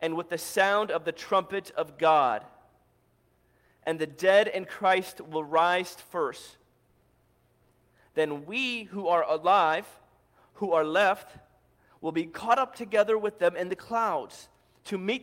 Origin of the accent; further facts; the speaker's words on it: St. Louis, Missouri, United States; moved away as an adult; I grew up in St. Louis